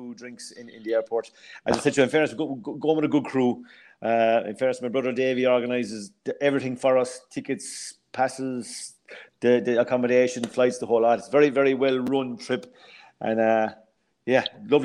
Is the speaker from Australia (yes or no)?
no; Ireland; harmless Irish fellas